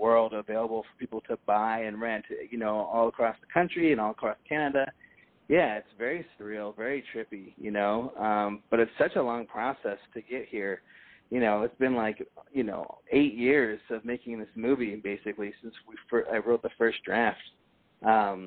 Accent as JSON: {"language": "English", "town": "Berkeley", "region": "California", "country": "United States", "tie": "born or raised there", "said": "I grew up in Berkeley"}